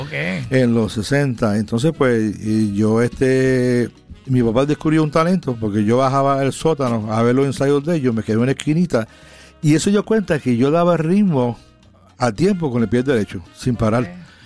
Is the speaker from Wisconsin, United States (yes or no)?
yes; Milwaukee, Wisconsin, United States; also born or lived in Puerto Rico; yo me crié en los Estados Unidos. A los 40 días de nacido, mis papás emigraron a Estados Unidos